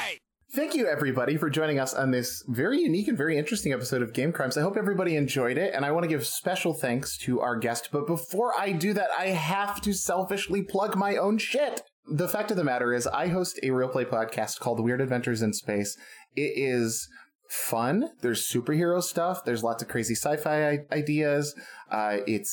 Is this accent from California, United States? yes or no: no; Alaska, United States; accent: Alaska; My Alaska accent